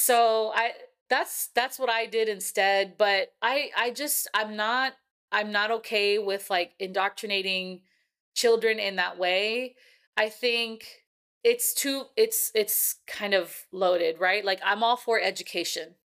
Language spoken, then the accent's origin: English; California, United States; now in Texas, United States; I'm from California